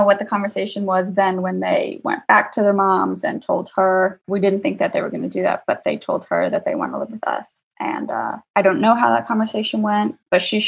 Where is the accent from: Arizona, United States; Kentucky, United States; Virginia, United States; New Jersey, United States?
New Jersey, United States; moved away as an adult; also born or lived in Singapore; now in Dubai, United Arab Emirates; I am from New Jersey, born and raised.